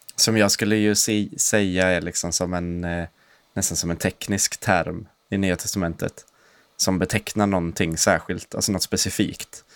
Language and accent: Swedish; Sweden; jag är inte svensk i första hand